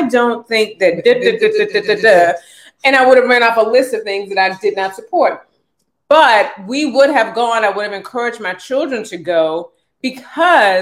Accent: United States; as an American

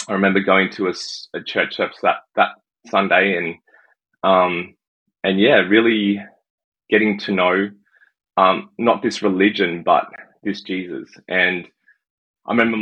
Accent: Sydney, New South Wales, Australia; now in Canada; I was born in Sydney, Australia. I think coming to Canada, some people have guessed I'm from the UK, but I'm not. I am from Australia

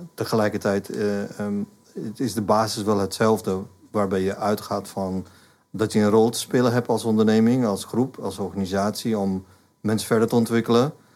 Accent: India; Dutch is a second language; moved away as an adult; now in Netherlands; Ik ben in India opgegroeid. Ehm, maar de laatste 35 jaar woon ik in Nederland

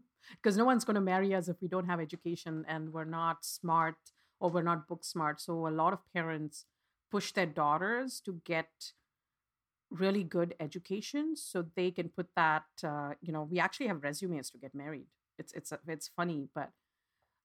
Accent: India; I was born and raised in India

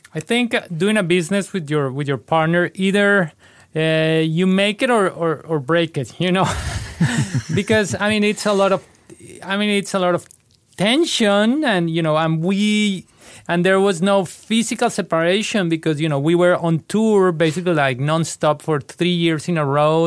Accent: Bogotá, Colombia; moved away as an adult; now in United States; I was born in Bogotá, Colombia, and I grew up in a musical family

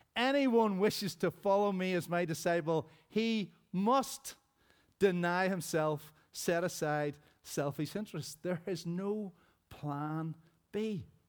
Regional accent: Rosary Presbyterian Church, Northern Ireland, United Kingdom; as a child growing up in Rosary Presbyterian Church back in the day

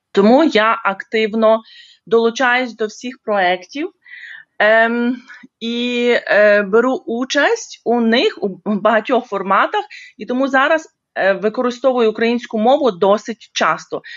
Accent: Ukraine; moved away as an adult; now in South Africa; Я народилась і виросла в Україні

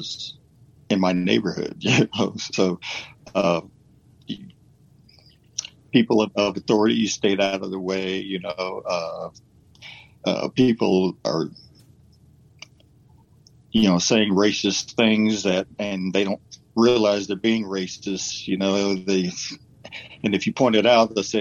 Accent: Ohio, United States; I grew up in Ohio

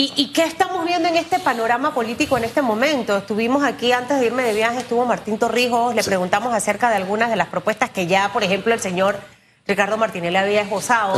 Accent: Panama; como panameños

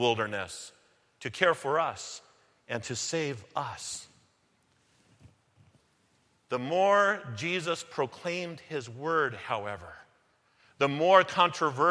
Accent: Delano, California, United States; moved away as an adult; now in Irvine, United States; I'm from Delano, California

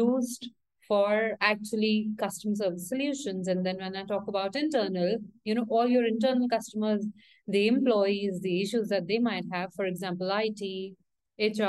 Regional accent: India; now in Mexico City, Mexico; I'm from India, currently based out of Mexico City

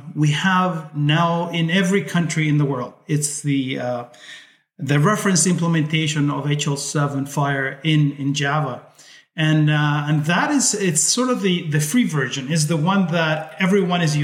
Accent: Chile; also born or lived in Spain (ancestry); now in Canada; My family originally came from Spain. I was born in Chile, but I've been in Canada for 45 years. So you have to, my Spanish and my English are about the same

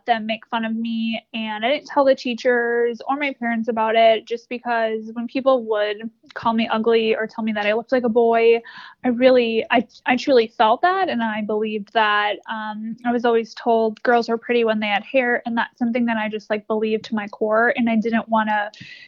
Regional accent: Wisconsin, United States; now in Charlotte, United States; I grew up in Wisconsin and now live in Charlotte.

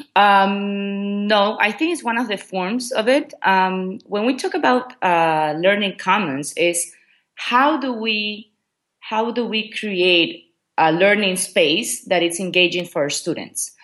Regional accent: Ecuador; first language Spanish; English is a second language; moved away as an adult; also born or lived in Memphis, Tennessee, United States / China; now in Qatar; I'm originally from Ecuador.

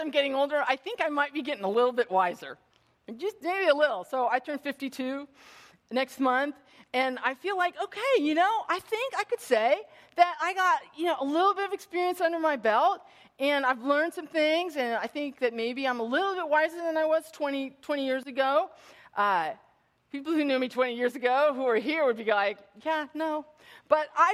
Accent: Bay Area, California, United States; I grew up in the Bay Area.

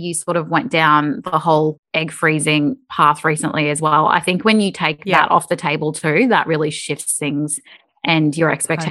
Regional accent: Queensland, Australia; because I'd just never done any snow sport in my life growing up in Queensland.

